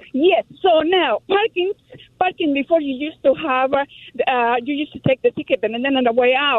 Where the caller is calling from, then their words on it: Los Angeles, California, United States; English is a second language; Hi, from Los Angeles, California.